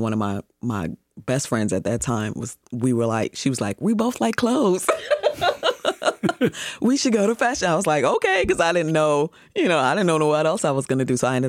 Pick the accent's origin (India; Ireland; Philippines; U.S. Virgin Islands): U.S. Virgin Islands; now in New York City, United States; I'm from the Virgin Islands, currently living in New York City.